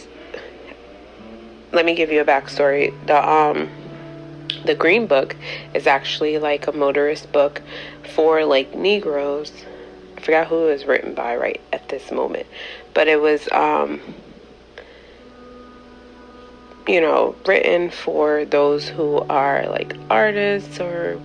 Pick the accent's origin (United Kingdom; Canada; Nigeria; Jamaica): Jamaica